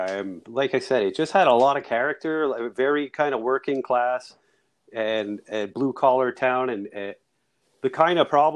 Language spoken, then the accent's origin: English; Greenfield Park, Quebec, Canada; Wow, it was just a really vibrant community. Everybody knew each other. You know, like I went to Royal George Elementary School, the elementary school my mom and dad and all my aunts and uncles and my cousins went to.